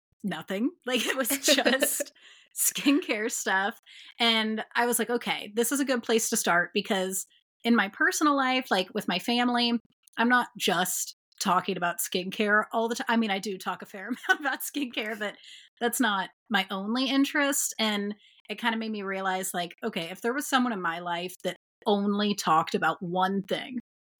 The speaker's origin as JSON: {"language": "English", "town": "Dayton", "region": "Ohio", "country": "United States", "tie": "born or raised there", "said": "So Dayton is my hometown. This is where I'm from"}